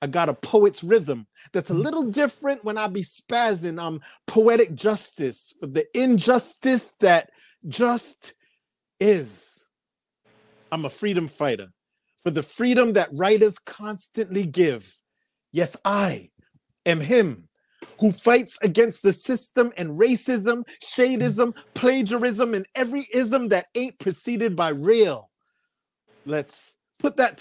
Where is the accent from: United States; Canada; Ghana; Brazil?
Canada; Toronto, Ontario; I'm also from Toronto, Canada